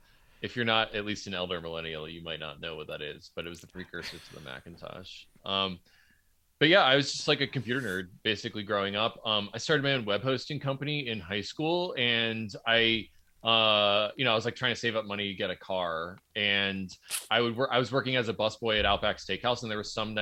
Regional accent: Pennsylvania, United States; I'm from Southeastern Pennsylvania, and my father was a physics professor.

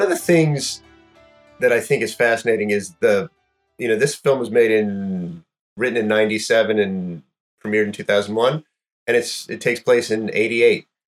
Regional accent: North Florida, United States; I grew up in North Florida

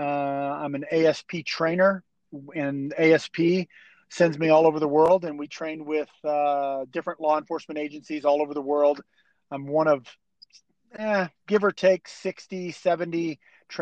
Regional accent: East Coast of Florida, United States; I grew up on the East Coast of Florida

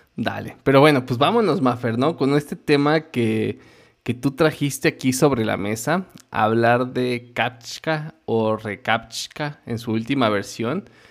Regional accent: Mexico; Como mexicano

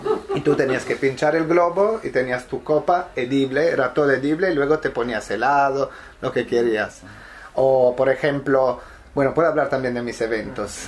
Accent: Apulia, Italy; Spanish is a second language; moved away as an adult; also born or lived in Milan; now in Barcelona, Spain; En Italia lo hacía en Puglia, pero mm, donde nació el proyecto de donde soy yo, que es el sur de Italia

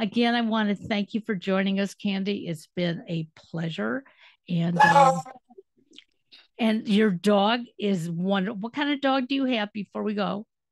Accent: Detroit, Michigan, United States; moved away as an adult; now in Cleveland, United States; I'm originally from Detroit

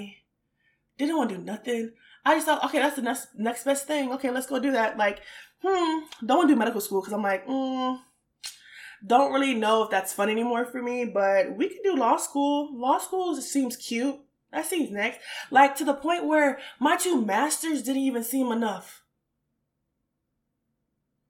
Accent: Richmond, Virginia, United States; also born or lived in North Carolina / Washington, D.C.; I am originally, like I said, from Richmond

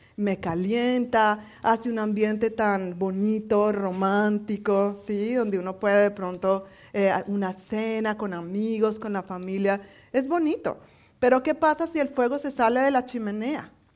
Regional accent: Colombia; moved away; como buena colombiana

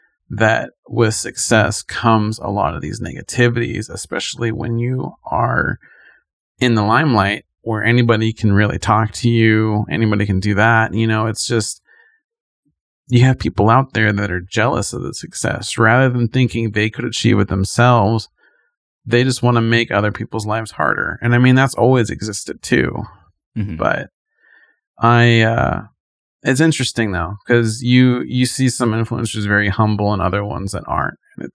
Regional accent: Hollywood, California, United States; Growing up in Hollywood, we saw maybe actors like at the red carpet

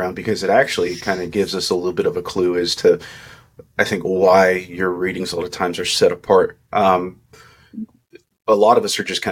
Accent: Kentucky, United States; I'm from Kentucky and I say soda too

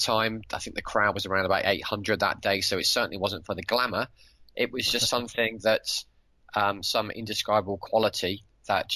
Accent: West Midlands, United Kingdom; grew up in the West Midlands

